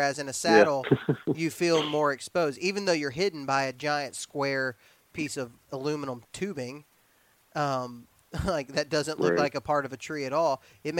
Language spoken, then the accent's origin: English; Alabama, United States; We're from Alabama and y'all are from West Virginia, so math is not a strong suit.